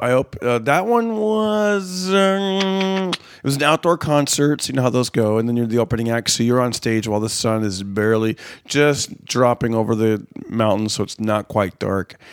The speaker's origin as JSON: {"language": "English", "town": "Fresno", "region": "California", "country": "United States", "tie": "born or raised there", "said": "Fresno this last December, which is my hometown"}